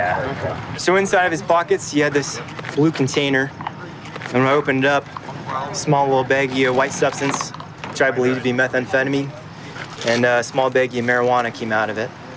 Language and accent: English; Pacific Northwest, United States; I grew up here in the Pacific Northwest. I love Spokane